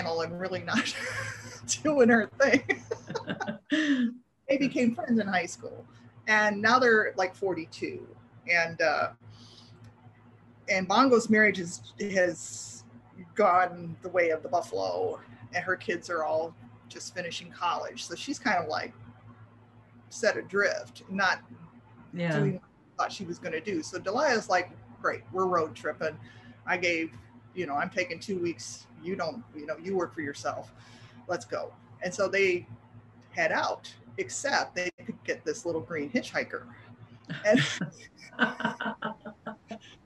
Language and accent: English; Midwest, United States; moved away as an adult; now in Florida, United States; I grew up in the Midwest, but I moved to Florida 32 years ago